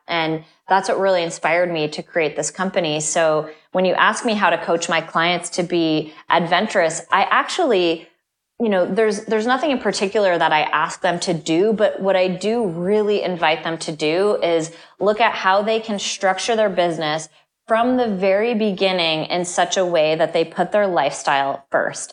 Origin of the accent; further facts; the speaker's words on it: Vermont, United States; moved away; I grew up in Vermont, which is a state that has snow sometimes up to nine